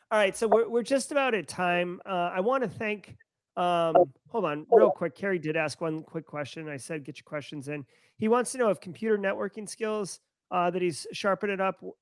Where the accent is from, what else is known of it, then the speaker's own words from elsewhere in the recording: Texas, United States; moved away; don't live in Texas. I'm from Texas, but I don't live there now.